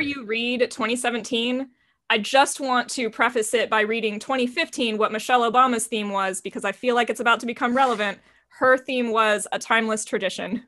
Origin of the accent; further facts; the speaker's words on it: Texas, United States; as a Texan